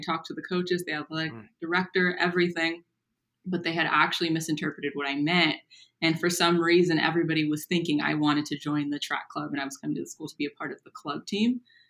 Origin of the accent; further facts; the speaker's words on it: Napa, California, United States; I grew up in Napa, California. It was good to be back home. I kind of stay local after college